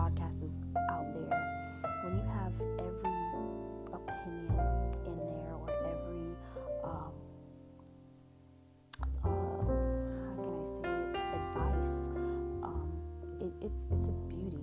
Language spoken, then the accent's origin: English; Florida, United States; also born or lived in New Jersey; I was born in New Jersey. I ended up moving here moving to Florida when I was 9 years old. And then from there, I've just been pretty much a Floridian.